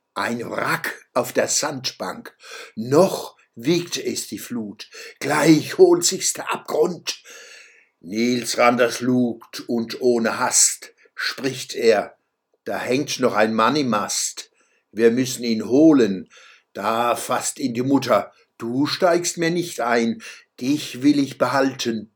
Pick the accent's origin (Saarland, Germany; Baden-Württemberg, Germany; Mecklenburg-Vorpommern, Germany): Baden-Württemberg, Germany; Mannheim; Als Zwölfjähriger trug ich zum Beispiel des Sängers Fluch von Ludwig Uhland in der Waldschule Mannheim-Gartenstadt vor